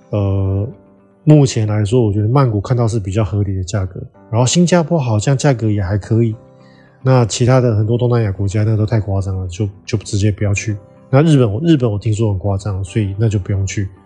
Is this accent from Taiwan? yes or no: yes; Taiwan; moved away; also born or lived in Southeast Asia / United States; 那我们台湾人可以去吗？